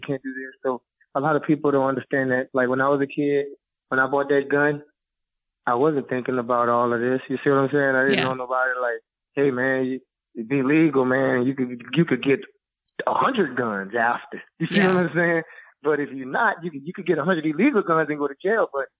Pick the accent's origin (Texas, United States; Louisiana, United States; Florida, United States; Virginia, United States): Louisiana, United States; Yep. Born and raised.